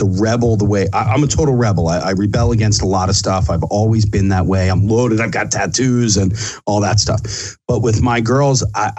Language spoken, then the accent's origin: English; Bala Cynwyd, Pennsylvania, United States; I grew up in Bala Cynwyd. I live in Bala Cynwyd